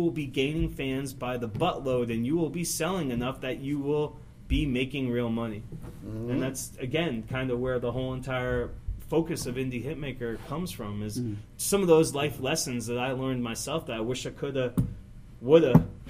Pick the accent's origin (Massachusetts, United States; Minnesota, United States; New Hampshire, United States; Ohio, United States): Massachusetts, United States; Springfield; moved away as an adult; also born or lived in San Diego, California / Brooklyn, New York / West Hartford, Connecticut / Longmeadow, Massachusetts; I grew up in Massachusetts. So I was born in San Diego. I spent 3 years in Brooklyn, New York, to West Hartford, to Springfield, Mass, for most of my kid life, and Longmeadow, Massachusetts